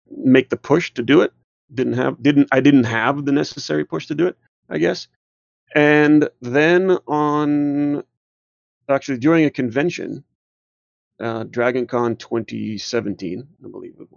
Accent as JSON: {"language": "English", "country": "Israel", "tie": "born or raised there", "also_born_or_lived": "New Jersey", "moved": "yes", "lives_now": "Georgia, United States", "said": "I was born and raised in Israel"}